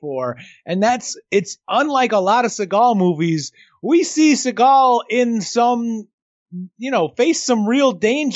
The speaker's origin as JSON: {"language": "English", "region": "New York", "country": "United States", "tie": "born or raised there", "said": "I grew up in New York and around enough people from the Caribbean"}